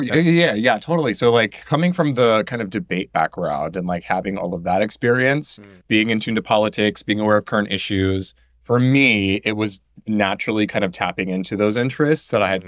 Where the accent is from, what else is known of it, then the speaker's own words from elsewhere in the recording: Houston, Texas, United States; I'm a native born Houstonian. Mm-hmm. So I lived here my whole life. Mm-hmm. I grew up in near North Side